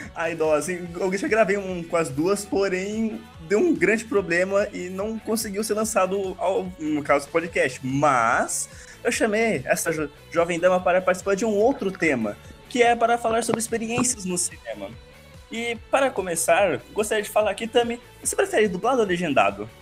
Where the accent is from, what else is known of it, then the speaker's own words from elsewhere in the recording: Brazil; eu sou brasileiro